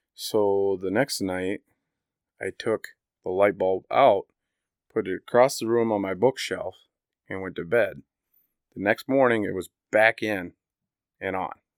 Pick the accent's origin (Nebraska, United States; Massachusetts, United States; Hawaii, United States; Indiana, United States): Indiana, United States; I grew up in Indiana